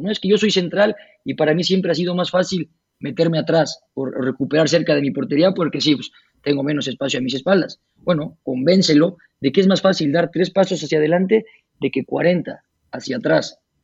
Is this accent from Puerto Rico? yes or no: no; Puebla, Mexico; moved away as an adult; also born or lived in United States / Spain / Canada; llegar aquí a Puebla otra vez